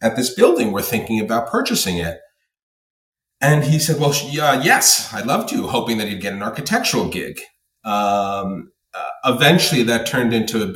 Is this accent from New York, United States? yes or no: yes; New York City, New York, United States; growing up in New York and in Brownstone, Brooklyn